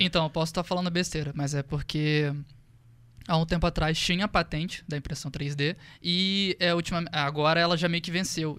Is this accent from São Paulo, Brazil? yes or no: no; interior of Rio de Janeiro, Brazil; moved away as an adult; eu sou do interior do Rio de Janeiro